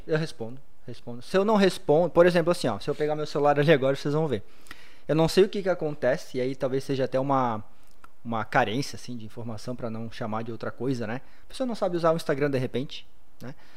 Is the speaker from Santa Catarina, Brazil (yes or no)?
yes; Blumenau, Santa Catarina, Brazil; nascido e criado em Blumenau, tenho 34 anos